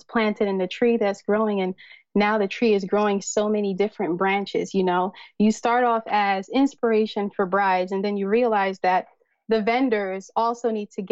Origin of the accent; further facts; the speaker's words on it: United States; a Nigerian woman, you know, born and raised here in America